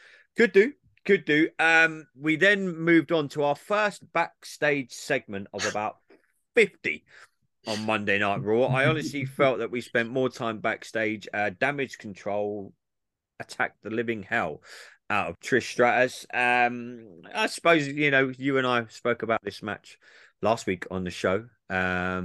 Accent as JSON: {"language": "English", "region": "England", "country": "United Kingdom", "said": "I'm English"}